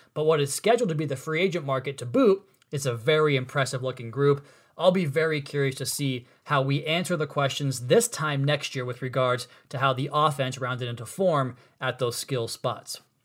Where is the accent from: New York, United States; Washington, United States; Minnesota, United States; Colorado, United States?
Washington, United States; Central/Eastern; moved away; I'm from Central slash Eastern Washington